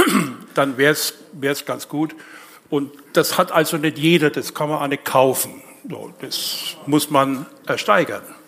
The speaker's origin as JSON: {"language": "German", "town": "Nuremberg", "region": "Bavaria", "country": "Germany", "tie": "born or raised there", "moved": "yes", "lives_now": "Leipzig, Germany", "said": "ich bin gebürtiger Nürnberger"}